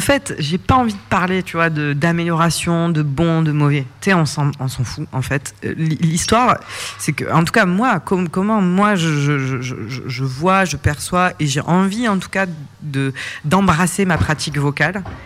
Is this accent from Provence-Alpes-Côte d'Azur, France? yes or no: yes; Provence-Alpes-Côte d'Azur, France; je suis originaire de Provence, c'est mon pays